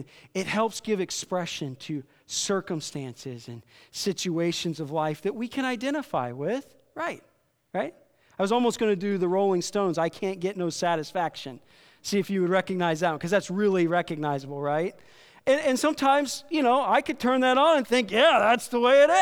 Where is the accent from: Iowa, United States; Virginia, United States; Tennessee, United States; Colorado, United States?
Iowa, United States; I grew up in Iowa, so there's country music stations in every town